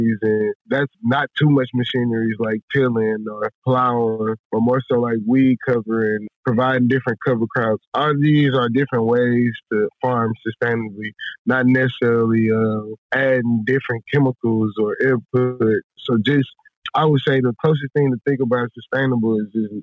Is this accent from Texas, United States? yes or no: yes; Houston, Texas, United States; I grew up in Houston